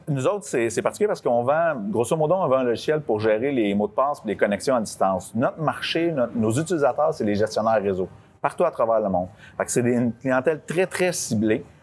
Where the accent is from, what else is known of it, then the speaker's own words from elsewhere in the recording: Lavaltrie, Quebec, Canada; Je suis né à la Valtrie.